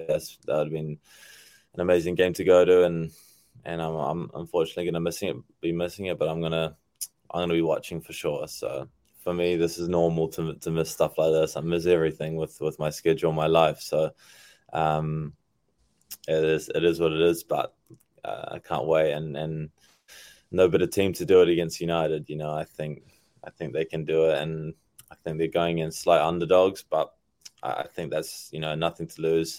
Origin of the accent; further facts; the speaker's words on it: New Zealand; moved away; also born or lived in South Africa; when I was young, growing up in New Zealand originally